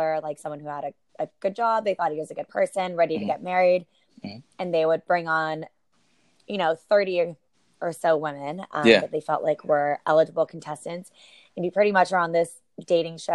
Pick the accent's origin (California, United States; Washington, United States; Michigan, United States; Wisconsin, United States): California, United States; Northern; I'm born and raised in Northern California. I grew up in a pretty small town.